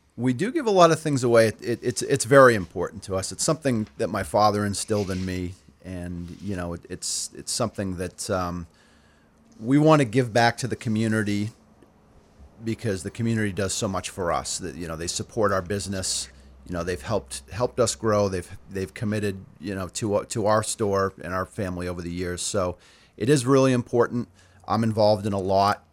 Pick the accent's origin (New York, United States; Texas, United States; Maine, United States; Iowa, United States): Maine, United States; Auburn; I grew up in Auburn, have a lot of close ties to the community